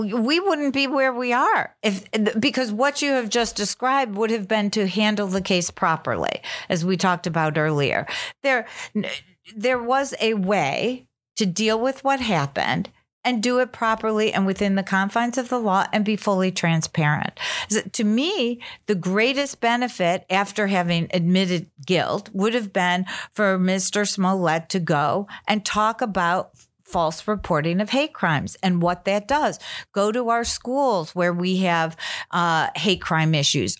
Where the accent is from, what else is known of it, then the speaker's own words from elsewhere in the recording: Chicago, Illinois, United States; I'm from Chicago